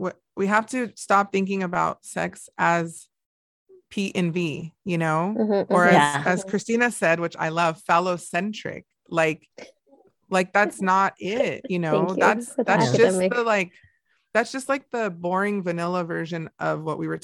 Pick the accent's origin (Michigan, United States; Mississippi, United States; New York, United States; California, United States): California, United States; Montebello; we never had anything like that growing up, just right near down the street from there in Montebello